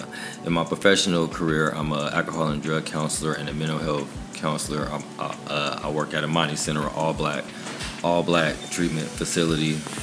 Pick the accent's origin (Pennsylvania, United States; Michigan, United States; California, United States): California, United States; Bay Area; moved away as an adult; also born or lived in Inland Empire, California; I was born and raised in California. Grew up in the Bay Area. Spent a year in Southern California in the Inland Empire. Came up here. Been up here my whole adult life. I have three kids here.